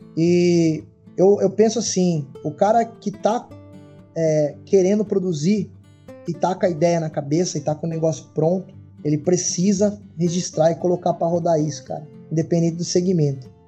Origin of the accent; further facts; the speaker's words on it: Itu, São Paulo, Brazil; eu sou de uma cidade interior aqui na, em Itu